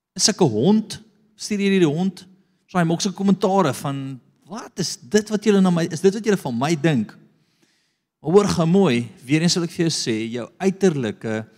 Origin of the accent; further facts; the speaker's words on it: South Africa; Ek is van Afrika.